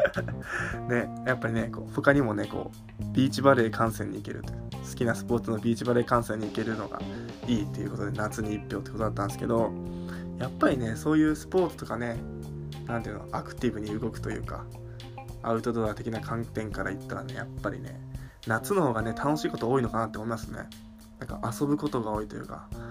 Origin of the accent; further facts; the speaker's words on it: Tohoku, Japan; now in Tokyo, Japan; 僕もね、その東北出身なんで、寒さいけるっしょみたいな